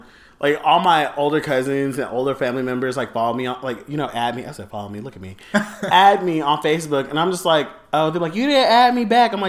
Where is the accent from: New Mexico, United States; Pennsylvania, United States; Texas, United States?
Texas, United States; Houston; I'm from Houston, Texas.